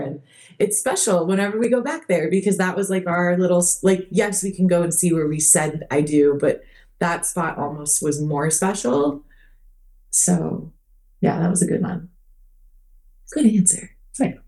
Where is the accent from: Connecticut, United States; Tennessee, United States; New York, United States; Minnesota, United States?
Minnesota, United States; also born or lived in Phoenix Scottsdale area, Arizona; now in Arizona, United States; where I grew up in Minnesota